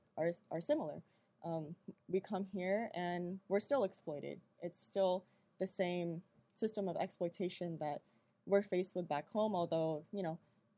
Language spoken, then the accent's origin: English; San Diego, California, United States; a lot of us are Filipino Americans, you know, we were born here, but we do not see ourselves as separate from the conditions back home. You know, especially because growing up in San Diego, growing up in the U.S.